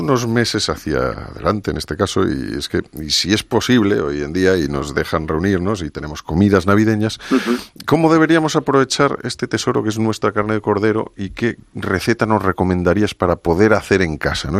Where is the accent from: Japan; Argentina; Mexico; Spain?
Spain; Castile and León; los que somos de origen castellano y leonés